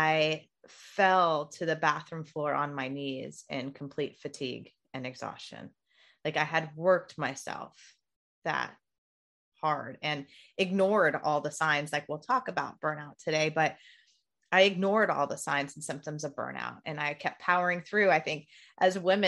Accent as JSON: {"language": "English", "region": "Indiana", "country": "United States", "said": "I'm from Indiana"}